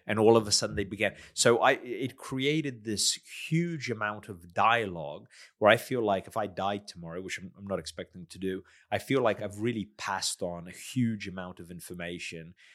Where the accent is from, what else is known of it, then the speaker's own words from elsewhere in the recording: United States; moved away as an adult; also born or lived in South Australia; now in Adelaide, Australia; I'm a migrant from the States